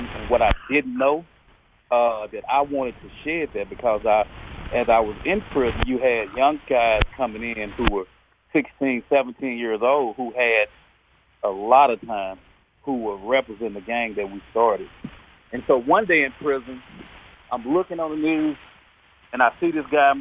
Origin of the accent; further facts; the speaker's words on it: Dallas, Texas, United States; I was born and raised here in Dallas, born and raised in South Dallas